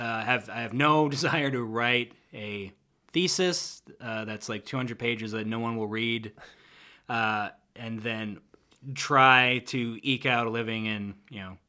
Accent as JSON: {"language": "English", "region": "Manitoba", "country": "Canada", "also_born_or_lived": "Kingston", "moved": "as an adult", "said": "I'm from Manitoba originally."}